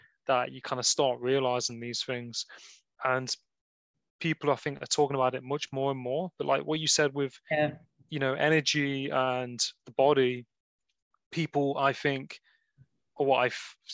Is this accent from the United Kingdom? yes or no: yes; Nottingham, East Midlands, United Kingdom; I'm from Nottingham. So I'm from the part of the Midlands.